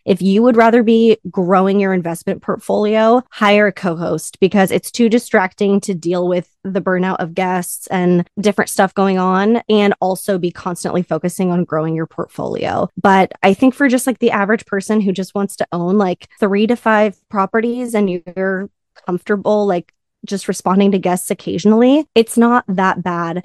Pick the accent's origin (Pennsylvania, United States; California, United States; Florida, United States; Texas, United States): California, United States; Southern; I'm from Southern California